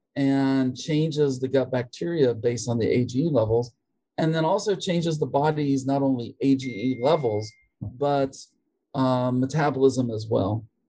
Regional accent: West Virginia, United States; moved away as an adult; also born or lived in Minnesota / Tennessee / Connecticut; now in Georgia, United States; I am from West Virginia originally.

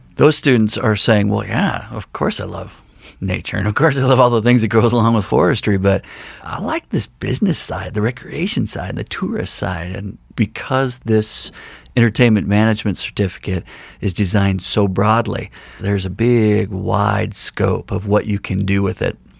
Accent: Longmont, Colorado, United States; now in Missoula, United States; I grew up, uh, in Longmont, Colorado, which is a town outside of Boulder

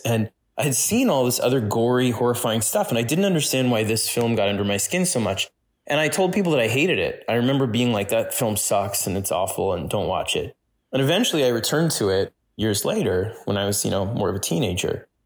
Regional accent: New York City, New York, United States; when I was growing up in New York City

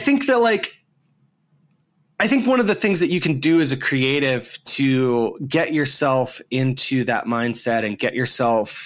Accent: Dayton, Ohio, United States; I grew up in the Midwest here in the United States, in this small town called Dayton, Ohio

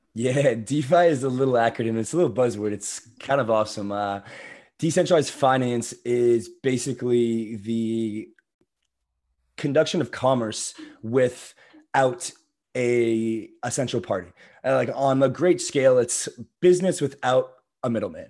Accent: Florida, United States; I'm originally from Florida

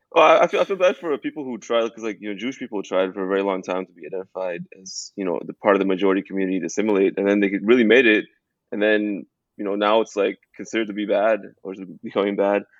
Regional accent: Toronto, Ontario, Canada; I grew up in Toronto. I grew up, I grew up in Canada

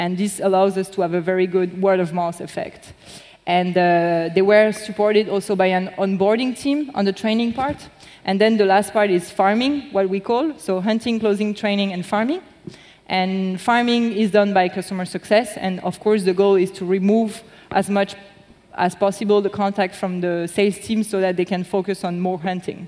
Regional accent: Lyon, Auvergne-Rhône-Alpes, France; moved away; I'm from Lyon, basically.

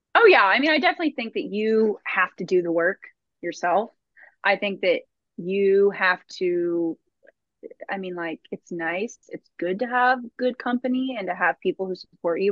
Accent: Austin, Texas, United States; born and raised in Austin

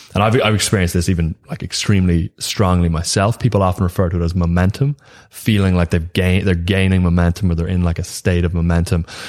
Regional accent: Ireland; being Irish

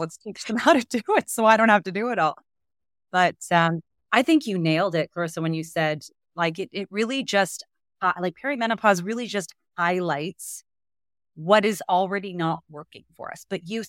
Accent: Canada; now in United States; what's so surprising as a Canadian in the US

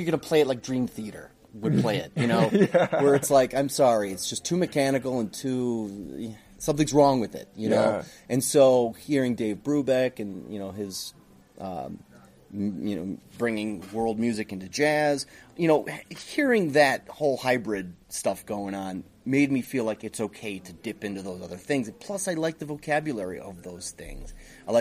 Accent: United States; I'm Greek American, but I'm very American

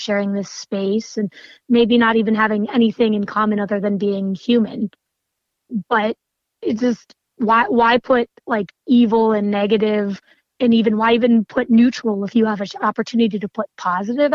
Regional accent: Erie, Pennsylvania, United States; moved away as an adult; also born or lived in Pittsburgh, Pennsylvania; now in Virginia, United States; I grew up outside of Erie, Pennsylvania.

